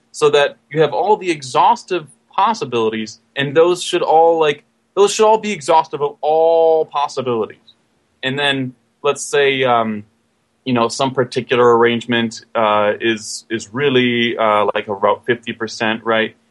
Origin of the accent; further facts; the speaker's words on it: Michigan, United States; I am actually from Michigan